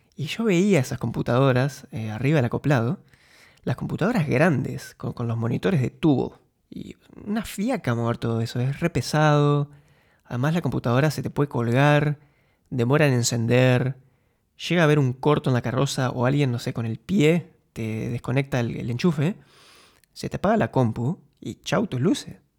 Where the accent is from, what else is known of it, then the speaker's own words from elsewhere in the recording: Concordia, Entre Ríos, Argentina; moved away as an adult; also born or lived in Buenos Aires, Argentina / Munich, Germany; now in Eindhoven, Netherlands; Nací y crecí en Concordia